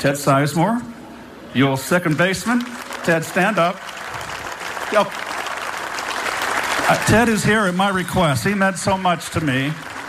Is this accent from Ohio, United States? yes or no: no; Pacifica, California, United States; as a young kid growing up in Pacifica, California.